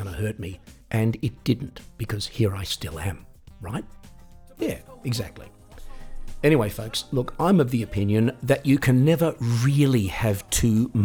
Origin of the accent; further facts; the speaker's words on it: Australia; when I was 18 and growing up in Australia